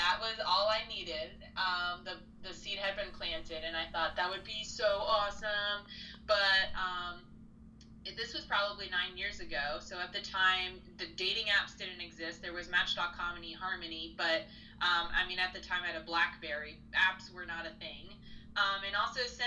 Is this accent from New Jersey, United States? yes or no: yes; New Jersey, United States; now in Houston, United States; I am a Jersey girl, born and raised in New Jersey